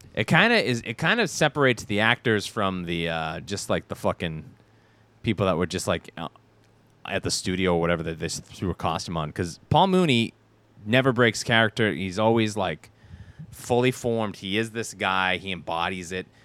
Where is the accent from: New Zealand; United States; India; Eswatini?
United States; I'm a Amer-, I'm an American